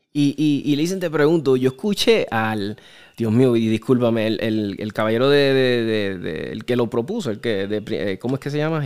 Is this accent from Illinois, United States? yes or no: yes; Chicago, Illinois, United States; moved away; also born or lived in California; yo me crié en Chicago